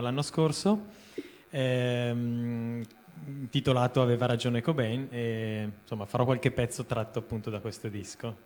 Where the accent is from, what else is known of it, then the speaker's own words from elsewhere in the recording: Lodi, Lombardy, Italy; now in Milan, Italy; sono originario di Lodi, però insomma per eh, necessità vivo a Milano